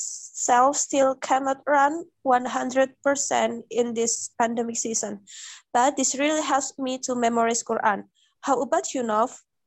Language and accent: English; Tegal, Central Java, Indonesia; English is a second language; now in Surakarta, Indonesia; I'm from the Tegal, Central Java. And now I study at 11 Maret University.